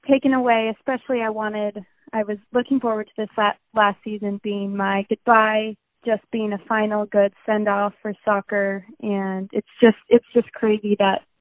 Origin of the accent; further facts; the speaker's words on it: Colorado, United States; born there; also born or lived in Arizona; So I was born in Colorado, um, played soccer there, moved to Arizona, played soccer there, moved here